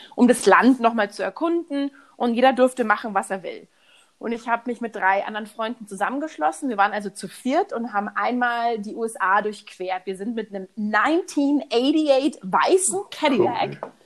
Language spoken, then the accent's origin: German; Munich, Bavaria, Germany; moved away as an adult; also born or lived in Houston, Texas; ich bin aus München